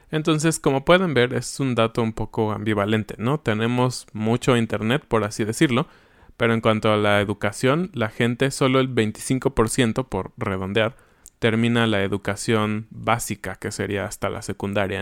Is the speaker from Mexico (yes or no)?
yes; Mexico; vivimos bien como mexicanos